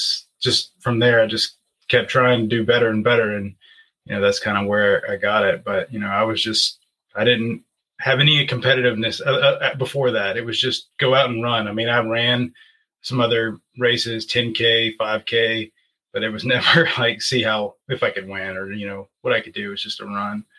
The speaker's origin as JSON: {"language": "English", "town": "Asheville", "region": "North Carolina", "country": "United States", "tie": "born or raised there", "said": "I'm from Asheville, North Carolina. I've lived here my whole life, born and raised"}